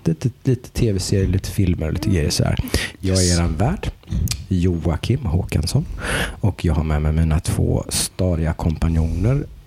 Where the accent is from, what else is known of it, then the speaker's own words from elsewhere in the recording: Jönköping, Jönköping County, Sweden; Vi kommer ju från Jönköping